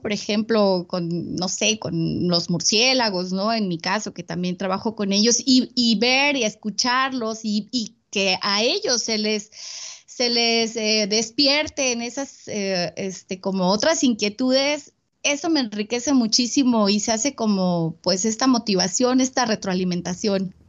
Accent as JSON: {"language": "Spanish", "region": "Veracruz", "country": "Mexico", "tie": "born or raised there", "said": "yo soy originaria de Veracruz"}